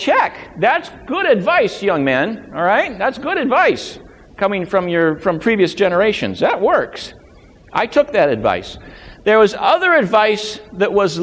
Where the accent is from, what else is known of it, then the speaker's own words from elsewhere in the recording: Loma Linda, California, United States; now in Maine, United States; when I was growing up in Southern California, growing up in Loma Linda